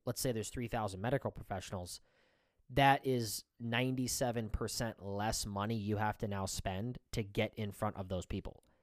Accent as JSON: {"language": "English", "region": "Iowa", "country": "United States", "said": "we're from Iowa"}